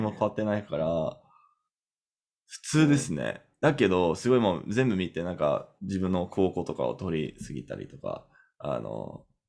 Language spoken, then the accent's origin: Japanese; Canada; Japanese is a second language; カナダ人だから